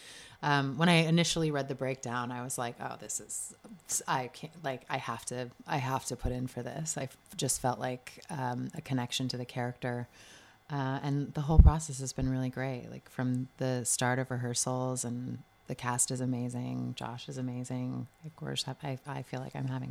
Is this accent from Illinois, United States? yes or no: no; Los Angeles, California, United States; now in Brooklyn, United States; I grew up in California, okay. Los Angeles area